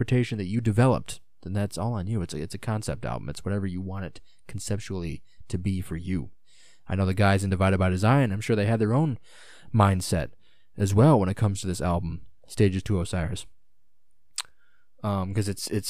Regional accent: United States; as an American

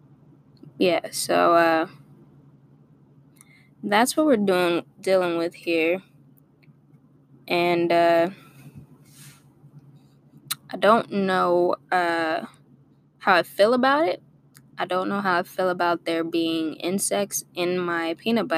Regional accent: Torrance, California, United States; also born or lived in Inglewood, California; I grew up in Torrance. And I moved to L.A. Inglewood

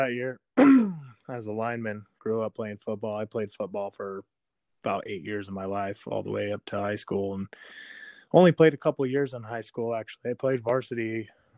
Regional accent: Kingman, Arizona, United States; I was born and raised in Kingman, so Kingmanite

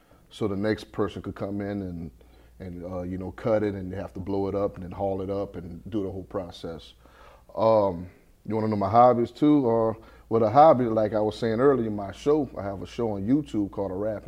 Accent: St. Martinville, Louisiana, United States; also born or lived in Lafayette, Louisiana; I spent maybe up until about 12, 13 in St. Martinville, but always coming back and forth to Lafayette. And then I finally moved with my dad about 13, 14 years old, and I pretty much grew up until now in Lafayette, Louisiana

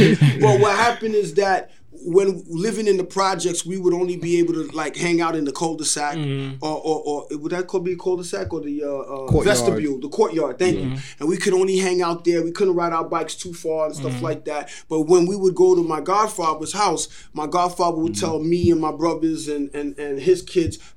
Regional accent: New York City, New York, United States; also born or lived in Canarsie, Brooklyn; the 197 is the actual street that we grew up on in Hollis, Queens

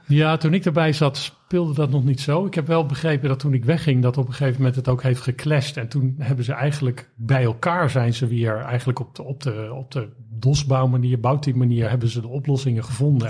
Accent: Rijswijk, South Holland, Netherlands; opgegroeid in Rijswijk

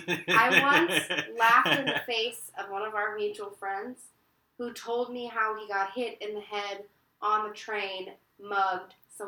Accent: Kentucky, United States; moved away; I am also from Kentucky.

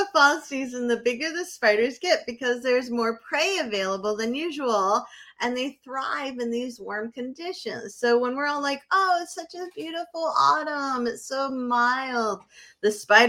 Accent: Bedford, New Hampshire, United States; now in Maine, United States; as a little kid growing up in Bedford, New Hampshire

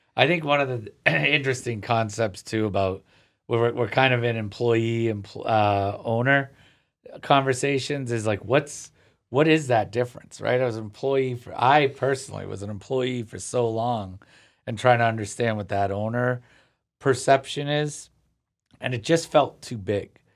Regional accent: Cape Cod, Massachusetts, United States; growing up on the Cape is different. I live closer to the city now

